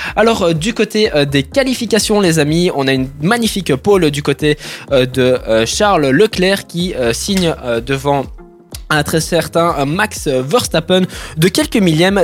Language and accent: French; Italy; en tant qu'Italien